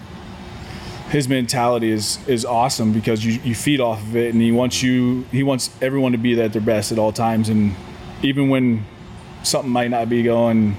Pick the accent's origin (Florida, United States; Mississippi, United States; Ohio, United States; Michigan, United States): Ohio, United States; I grew up in Ohio